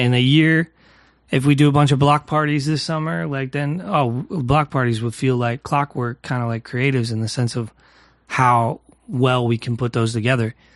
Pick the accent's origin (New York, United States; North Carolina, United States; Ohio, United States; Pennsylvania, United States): Pennsylvania, United States; New Castle; my hometown, Newcastle, uh, Pennsylvania